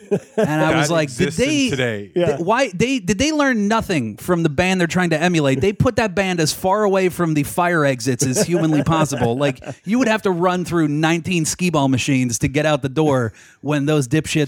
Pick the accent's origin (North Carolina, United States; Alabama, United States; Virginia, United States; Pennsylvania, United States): Pennsylvania, United States; Pittsburgh; moved away; also born or lived in New York; I grew up in Pittsburgh.